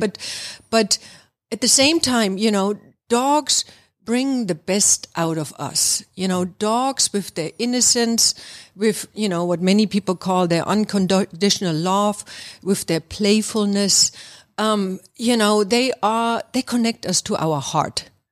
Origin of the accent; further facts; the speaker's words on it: East Germany, Germany; moved away as an adult; now in Atlanta, United States; I'm actually from Germany, East Germany, to be exact. And I have been living here in the Atlanta area now for, um, almost twenty-seven years